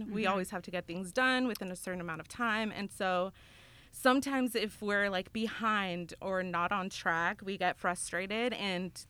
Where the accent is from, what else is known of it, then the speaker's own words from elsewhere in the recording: El Paso, Texas, United States; moved away as an adult; now in Memphis, United States; I'm from Texas, El Paso, Texas